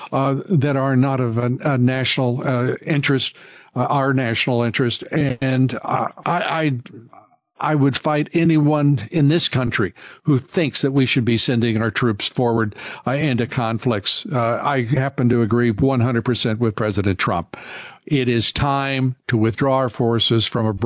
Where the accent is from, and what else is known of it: United States